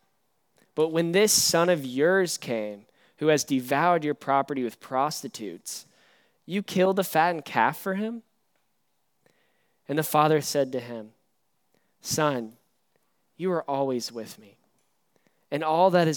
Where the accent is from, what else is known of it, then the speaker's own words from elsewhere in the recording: East Tennessee, United States; now in New Braunfels, United States; I'm from East Tennessee